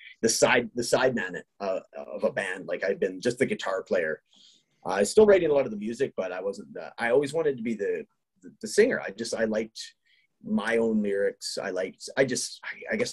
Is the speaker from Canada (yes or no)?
yes; British Columbia, Canada; now in Edmonton, Canada; we're both from British Columbia, which is the neighboring province to Alberta